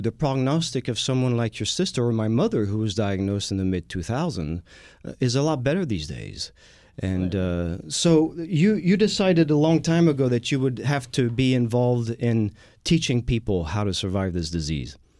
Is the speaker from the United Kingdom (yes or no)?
no; France; moved away as an adult; now in Houston, United States; I am the Texan from France, and as a Texan from France, when I moved to the U.S. in the early 90s